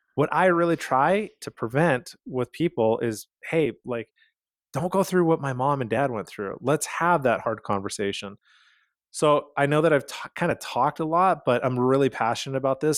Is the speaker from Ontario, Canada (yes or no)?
no; Calgary, Alberta, Canada; moved away; I'm originally from Calgary, Canada